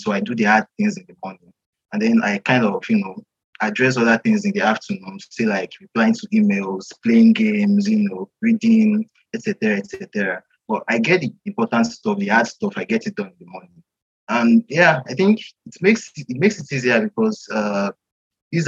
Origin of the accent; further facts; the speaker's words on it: Nigeria; I'm from Nigeria.